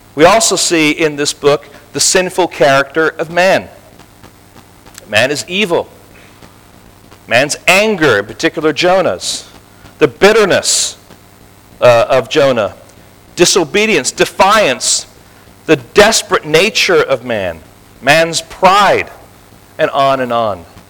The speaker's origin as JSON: {"language": "English", "town": "Tel Aviv", "region": "Tel Aviv District", "country": "Israel", "tie": "born or raised there", "moved": "yes", "lives_now": "California, United States", "said": "I was born in Tel Aviv"}